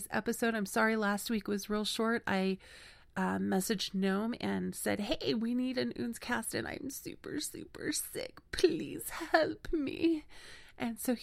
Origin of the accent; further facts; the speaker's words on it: Las Vegas, Nevada, United States; moved away as an adult; now in New Mexico, United States; I grew up in Las Vegas, Nevada